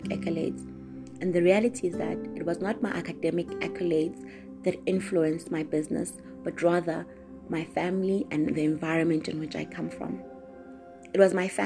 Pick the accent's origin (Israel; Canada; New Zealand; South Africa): South Africa; KwaMashu, KwaZulu-Natal; I am from KwaMashu, which is a town in Durban.